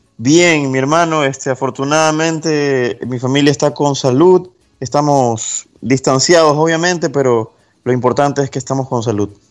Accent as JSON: {"language": "Spanish", "town": "Guayaquil", "region": "Guayas", "country": "Ecuador", "tie": "born or raised there", "said": "Yo nací en Guayaquil, Ecuador"}